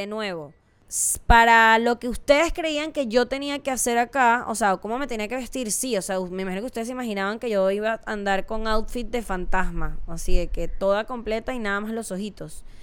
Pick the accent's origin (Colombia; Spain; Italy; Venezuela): Venezuela; no está tan alejado a las cosas que vivimos en México o en Venezuela, que es de donde soy yo.